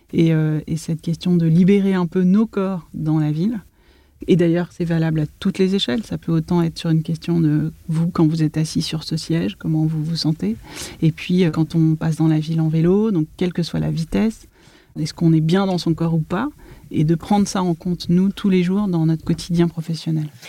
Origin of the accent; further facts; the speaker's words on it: Paris, Île-de-France, France; j'ai grandi entre Paris, 20e arrondissement, près des buttes chemin, et la ville nouvelle